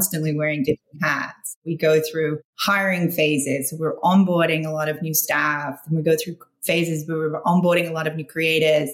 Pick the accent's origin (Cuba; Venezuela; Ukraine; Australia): Australia; now in United States; as an expat, I'm Australian, so living in the States